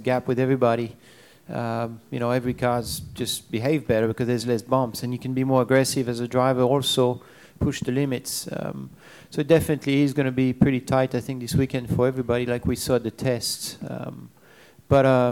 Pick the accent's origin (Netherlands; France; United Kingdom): France; moved away; the track I grew up on in France